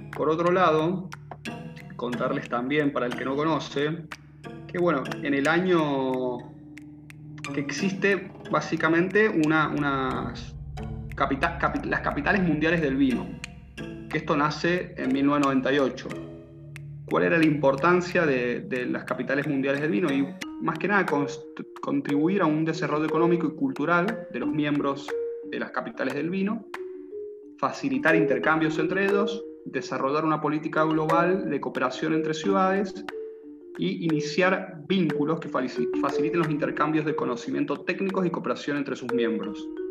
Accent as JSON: {"language": "Spanish", "region": "Mendoza", "country": "Argentina", "accent": "cuyano", "said": "con mi acento cuyano que me define como mendocino"}